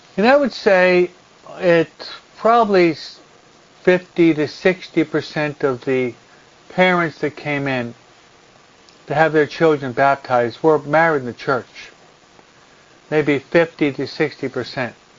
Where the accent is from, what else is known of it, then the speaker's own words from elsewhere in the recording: United States; moved away as an adult; also born or lived in New Jersey / Philadelphia / Rome; When I was brought up and raised in New York and New Jersey in the in the 60s, the early 70s